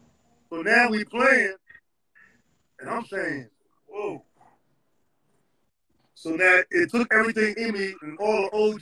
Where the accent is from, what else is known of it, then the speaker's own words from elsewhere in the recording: New York, United States; okay, I'm coming from New York. I'm all city, first team.